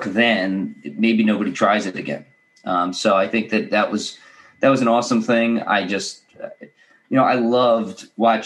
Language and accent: English; New York City, New York, United States; I grew up in the New York City area